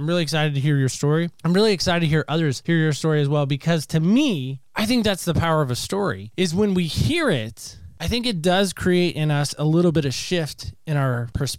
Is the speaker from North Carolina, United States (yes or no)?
yes; Camp Lejeune, North Carolina, United States; born there; So I was born in this little community of Camp Lejeune, North Carolina.